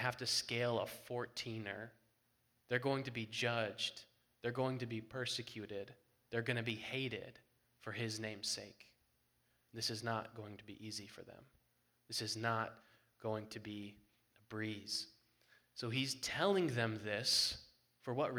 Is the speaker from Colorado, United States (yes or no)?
yes; Colorado, United States; We're from Colorado